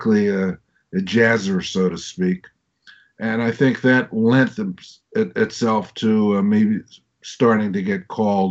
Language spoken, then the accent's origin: English; Philadelphia, Pennsylvania, United States; moved away as an adult; also born or lived in Indiana / New York; now in East Hampton, United States; growing up in Philly was literally a potpourri of different styles coexisting at the same time